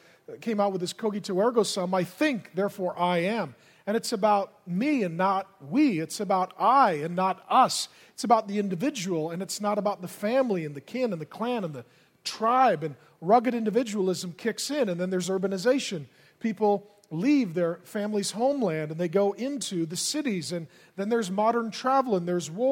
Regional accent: Grand Forks, North Dakota, United States; I was born in Grand Forks, North Dakota.

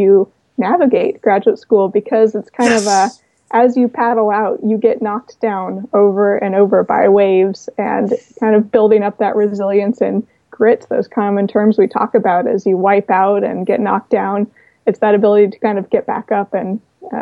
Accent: San Diego, California, United States; moved away as an adult; now in Massachusetts, United States; I am originally from San Diego, born okay. and raised a surfer and traveler

